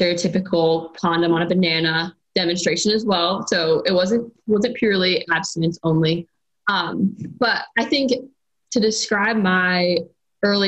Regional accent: Ohio, United States; moved away as an adult; I was born and raised in the same small town, and I attended. So I'm from Ohio originally

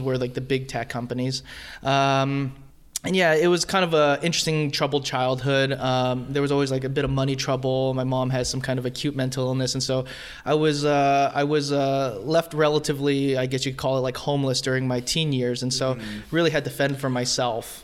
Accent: Fremont, California, United States; born and raised in Fremont

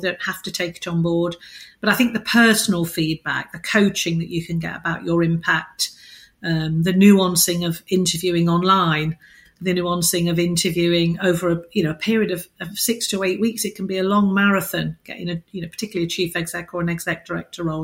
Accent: United Kingdom; as British people

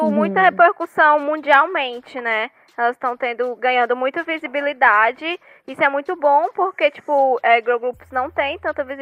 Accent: Brazil; Sou brasileiro

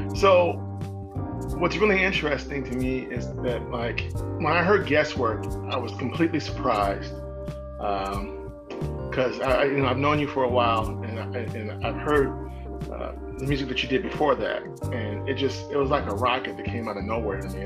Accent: Midwest, United States; now in Bay Area, California, United States; I'm from the Midwest too.

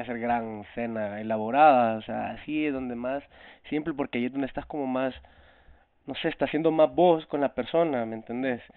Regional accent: El Salvador; now in Toronto, Canada; yo soy un cantautor salvadoreño

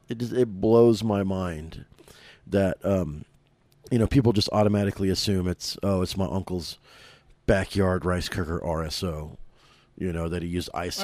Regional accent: Oklahoma City, Oklahoma, United States; born and raised in Oklahoma City

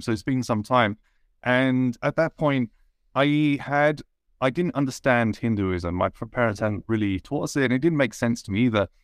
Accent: United Kingdom; I was brought up in, uh, a town in the U K where I was probably one of only four brown people in the whole town.

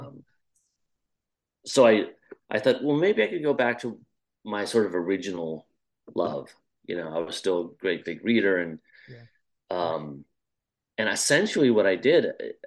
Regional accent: Midwest, United States; I grew up in the States, in the middle of the middle, so just really farmland. Small town

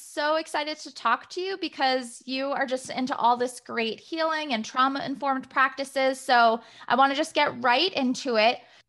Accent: New York, United States; I'm a New Yorker too.

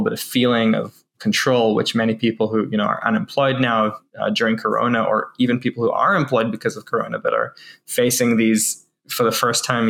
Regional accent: New Zealand; now in Israel; I'm Israeli, born in Israel, and I went back to Israel as an adult after growing up in New Zealand

